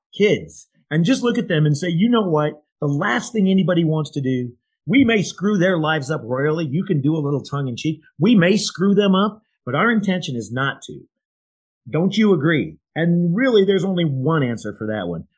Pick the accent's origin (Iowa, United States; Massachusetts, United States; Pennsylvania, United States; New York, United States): Iowa, United States; I'm from Iowa.